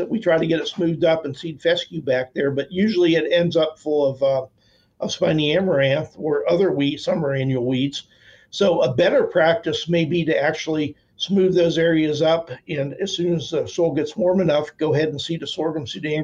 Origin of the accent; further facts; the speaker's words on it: Northeast Ohio, United States; moved away as an adult; I came from Northeast Ohio